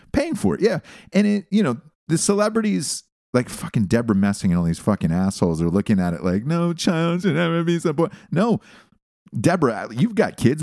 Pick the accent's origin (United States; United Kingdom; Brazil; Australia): United States